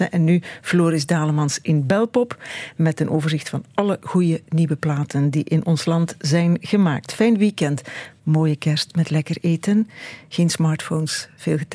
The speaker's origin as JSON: {"language": "Dutch", "region": "Limburg", "country": "Netherlands", "said": "mag ik als Limburger opmerken dat er opvallend weinig Limburgse zaken in zitten."}